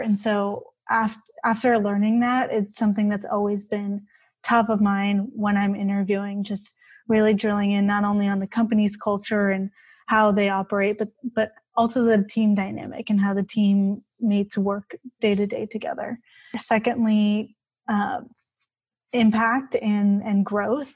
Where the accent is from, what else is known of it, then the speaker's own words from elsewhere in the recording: Bay Area, California, United States; I grew up here in the Bay Area